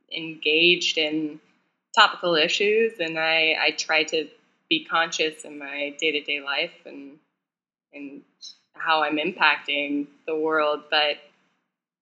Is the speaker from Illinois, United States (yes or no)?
no; Jackson, Wyoming, United States; moved away as an adult; also born or lived in Southeast Asia / London / Oklahoma; now in New York, United States; I grew up in Jackson Hole, so ultra privileged white girl here